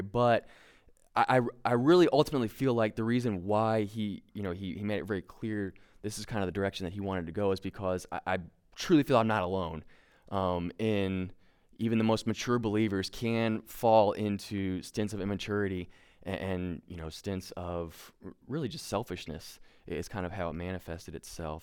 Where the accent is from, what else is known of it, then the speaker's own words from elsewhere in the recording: Kentucky, United States; we're both from Kentucky. We're a very proud people that don't wear shoes